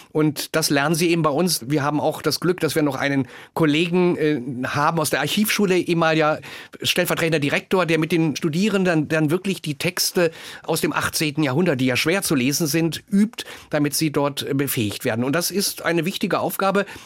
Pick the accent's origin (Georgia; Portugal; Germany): Germany; East Germany; Und das hat mich natürlich auch stolz und glücklich gemacht, dass ich als Ostdeutscher in den Westen berufen wurde.